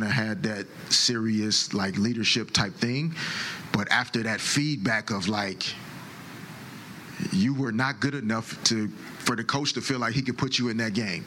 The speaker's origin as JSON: {"language": "English", "town": "Little Rock", "region": "Arkansas", "country": "United States", "tie": "born or raised there", "said": "growing up in Little Rock"}